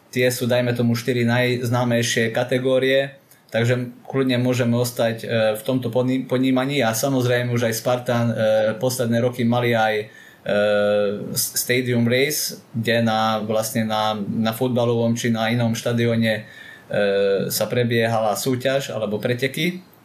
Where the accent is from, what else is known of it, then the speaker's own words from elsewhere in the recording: Jablonov nad Turňou, Košice Region, Slovakia; Pochádzam z Jablonova, je to okres Rožňava, takže dá sa povedať, že z východu Slovenska